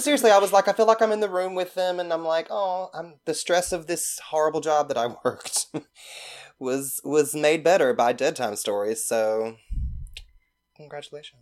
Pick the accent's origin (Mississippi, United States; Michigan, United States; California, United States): Mississippi, United States; also born or lived in Greene County, Mississippi / Petal, Mississippi / Hattiesburg, Mississippi; I'm from Mississippi. I grew up in Greene County, but my parents divorced, and my mother, my sister, and I moved to Petal, Mississippi, which is right outside of Hattiesburg